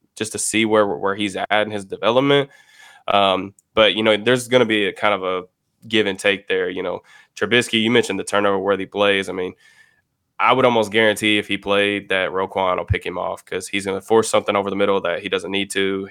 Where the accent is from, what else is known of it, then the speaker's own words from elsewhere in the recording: Louisville, Kentucky, United States; I'm actually from Louisville, Kentucky